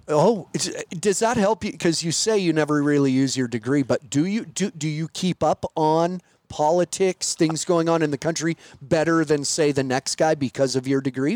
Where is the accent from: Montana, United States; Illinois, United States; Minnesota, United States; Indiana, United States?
Montana, United States; I'm from Montana